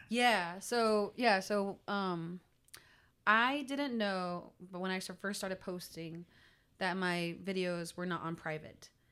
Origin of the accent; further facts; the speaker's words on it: United States; also born or lived in Pawhuska, Oklahoma / New Mexico; I grew up in Pahuska and New Mexico at the same time